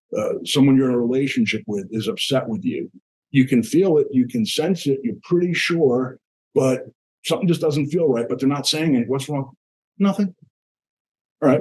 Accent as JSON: {"language": "English", "region": "New Jersey", "country": "United States", "said": "I come from New Jersey"}